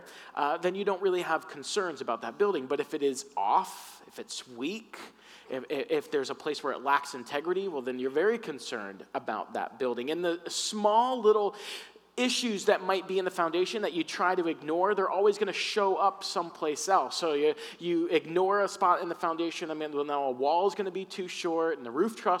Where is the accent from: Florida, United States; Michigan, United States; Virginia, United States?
Florida, United States; I grew up in the South in Florida